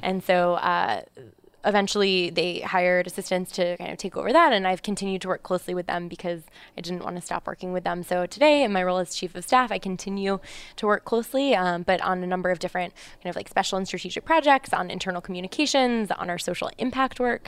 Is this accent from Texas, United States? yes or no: no; Columbus, Ohio, United States; moved away as an adult; now in New York, United States; I'm actually from Columbus, Ohio. Um, so I, I grew up there. I came to New York for college